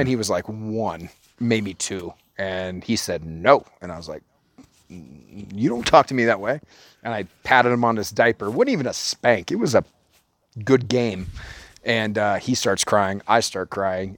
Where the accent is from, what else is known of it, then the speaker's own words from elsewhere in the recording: Orange County, California, United States; we're from Orange County